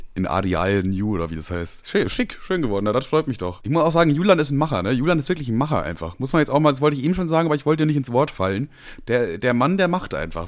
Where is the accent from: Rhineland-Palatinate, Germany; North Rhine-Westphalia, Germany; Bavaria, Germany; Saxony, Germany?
Bavaria, Germany; moved away; ursprünglich aus Bayern